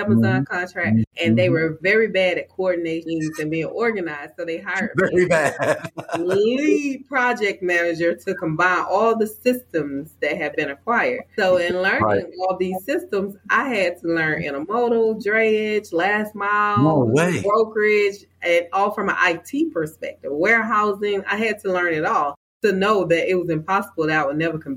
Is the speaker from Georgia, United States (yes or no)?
yes; Louisville, Georgia, United States; I am a homegrown Georgia peach. I grew up in South Georgia in this town called Louisville, Georgia.